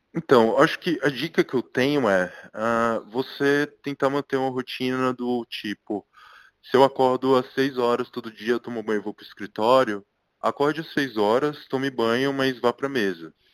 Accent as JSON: {"language": "Portuguese", "town": "Licínio de Almeida", "region": "Bahia", "country": "Brazil", "tie": "born or raised there", "moved": "as an adult", "lives_now": "São Paulo, Brazil", "said": "eu sou de uma cidade minúscula do interior da Bahia, chamada Licinho de Almeida"}